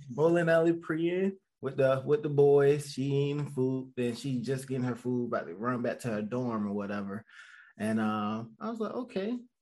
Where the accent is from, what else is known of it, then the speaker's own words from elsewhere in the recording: Georgia, United States; moved away as an adult; now in Raleigh, United States; I'm from Georgia, a little small town in Georgia